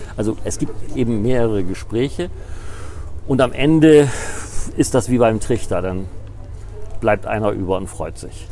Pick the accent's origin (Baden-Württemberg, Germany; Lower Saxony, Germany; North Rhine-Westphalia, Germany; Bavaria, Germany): Lower Saxony, Germany; Appeln; ich komme aus einem kleinen Dorf, da haben die Leute nicht so viel Geld gehabt.